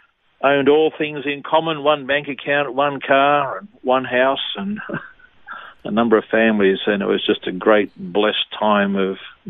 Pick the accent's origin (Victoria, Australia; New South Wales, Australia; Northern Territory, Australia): New South Wales, Australia; Bankstown; also born or lived in Gosford, New South Wales; I was born in Gosford in New South Wales, grew up in Bankstown, so I'm a Bankstown boy.